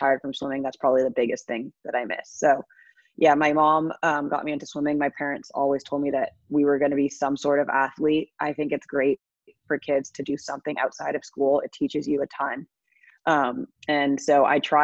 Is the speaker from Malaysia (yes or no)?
no; Bahamas; growing up in the Bahamas